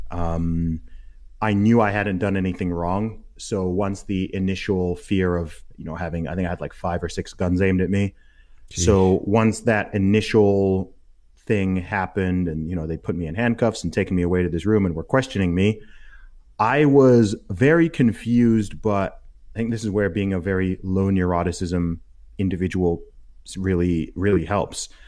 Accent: Saudi Arabia; So I'm a British Nigerian who grew up in Saudi Arabia and went to an American school.

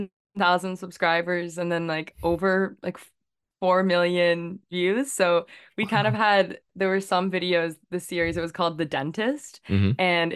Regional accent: Victoria, British Columbia, Canada; Yeah, so I was born and raised in Victoria, BC. So I'm a West Coast island person. I'm actually here visiting family right now.

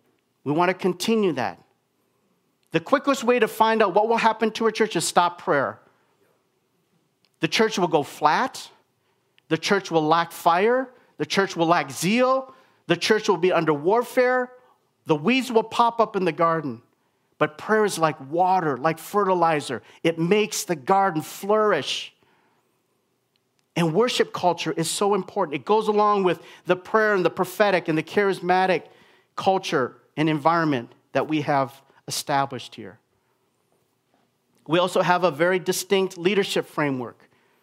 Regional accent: Minnesota, United States; now in Vancouver, California, United States; Mimi and I come from Minnesota. We pastored there before we started the church here in Vancouver, and Minnesotans are some of the nicest people in America.

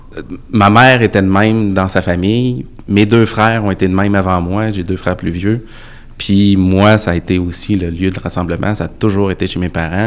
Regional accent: Quebec City, Quebec, Canada; Je viens de Sainte-Foy.

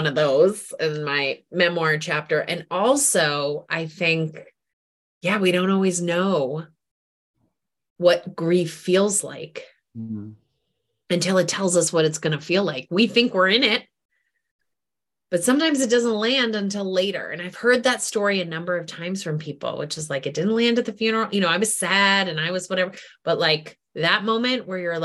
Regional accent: New England, United States; now in Washington, D.C., United States; I grew up in New England

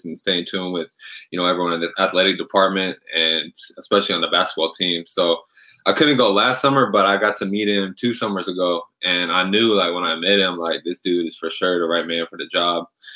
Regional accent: Shoreline, Washington, United States; moved away as an adult; now in Japan; just growing up in the Shoreline area, it's for those who don't know much about Shoreline, it's literally like just like the next city north of Seattle

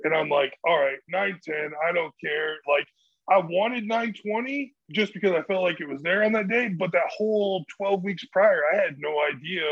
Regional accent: Central Illinois, United States; I'm I'm from Central Illinois, and like that's where I like start kind of started powerlifting

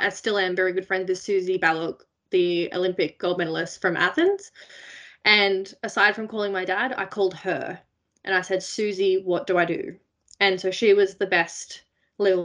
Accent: Blue Mountains, New South Wales, Australia; I grew up in the Blue Mountains, west of Sydney in New South Wales

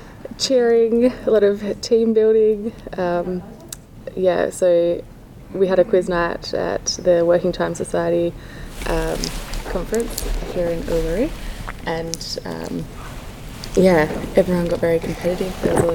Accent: Perth, Western Australia, Australia; moved away as an adult; now in Canberra, Australia; I'm from Perth, and 2 years ago, or just over 2 years ago, moved to Canberra to start a PhD at the Australian Institute of Sport.

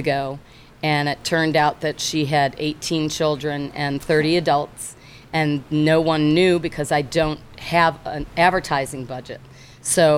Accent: Chicago, Illinois, United States; moved away as an adult; also born or lived in Evanston, Illinois / Barrington, Illinois / Naperville, Illinois / Florida; I was born in Evanston, raised in Barrington and Naperville

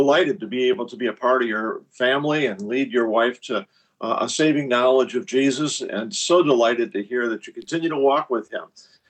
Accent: Ohio, United States; moved away; I grew up in Ohio

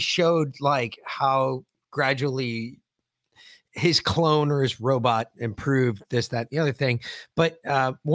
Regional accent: Connecticut, United States; I was born in Connecticut

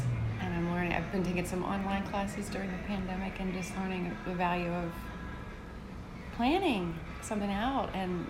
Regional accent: West Virginia, United States; moved away as an adult; now in Savannah, United States; I'm from West Virginia

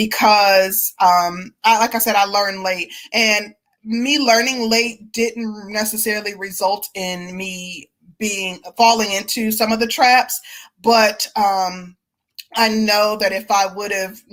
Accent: Milwaukee, Wisconsin, United States; I'm originally from Milwaukee, but I was raised in a small town.

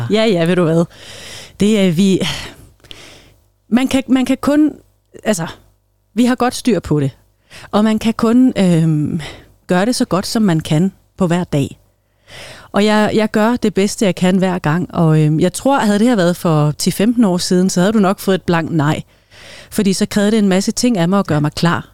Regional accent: Greenland; moved away as an adult; also born or lived in Denmark (born); now in Solrød, Denmark; hele min barndom og ungdom var jo i Grønland

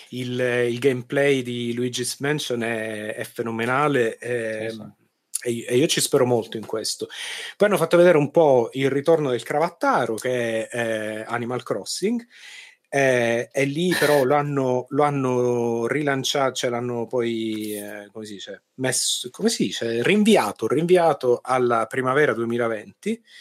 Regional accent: Sicily, Italy; accent: Sicilian; pure ah, io ah, sono siciliano. Con, Salve, questo, con questo, accento cioè. tipico, tipico accento siciliano.

